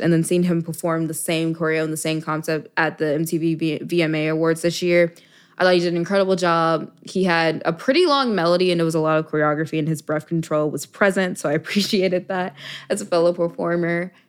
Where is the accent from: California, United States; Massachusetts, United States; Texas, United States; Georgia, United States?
Texas, United States; Dallas; moved away as an adult; also born or lived in Miami, Florida; I'm from Dallas, Texas originally.